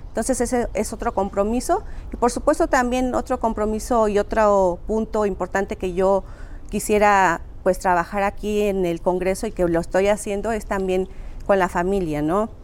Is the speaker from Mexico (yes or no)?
yes; Tlatlauquitepec, Puebla, Mexico; originaria de Tlatlauquitepec, Puebla